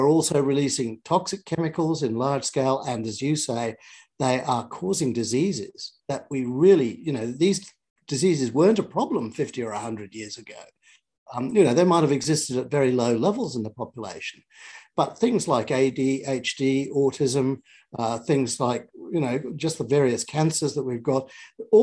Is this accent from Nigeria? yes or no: no; Australia; as an Australian, a modern Australian citizen